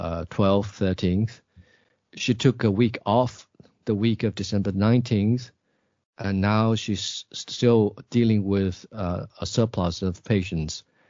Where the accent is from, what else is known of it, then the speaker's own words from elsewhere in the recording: Sichuan, China; I think most people I know in Jiangxi, both in Nanchang and in my hometown, Sichuan, they have almost all been through the process.